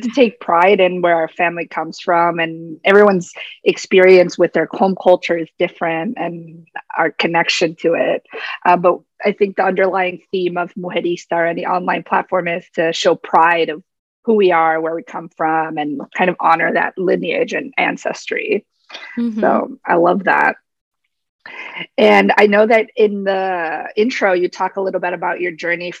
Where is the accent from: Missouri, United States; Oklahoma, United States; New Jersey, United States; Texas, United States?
New Jersey, United States; I grew up in New Jersey, tri-state areas. For those of you who are listening may not know that about me, my family's from Paraguay. It's also first generation Latina.